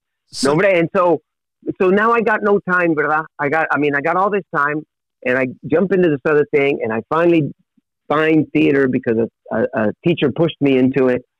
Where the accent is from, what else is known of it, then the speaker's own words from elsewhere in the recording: Edcouch, Texas, United States; also born or lived in Elsa; I was born in South Texas, a little town called Ed Couch. Live right next door in a little town called Elsa, 10 miles north of the border